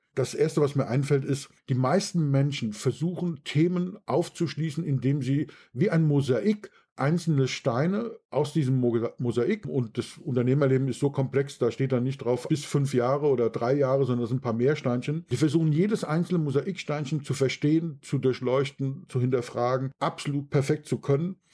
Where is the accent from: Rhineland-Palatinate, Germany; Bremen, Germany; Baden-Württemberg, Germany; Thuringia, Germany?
Rhineland-Palatinate, Germany; Bad Kreuznach; bei uns in Bad Kreuznach